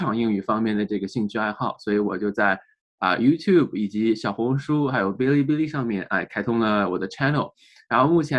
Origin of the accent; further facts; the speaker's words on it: China; now in United States; 哎，我是在中国出生长大，然后呢，在啊在读书期间呢，来到了美国，然后在美国啊，现在已经工作生活了啊十年左右了。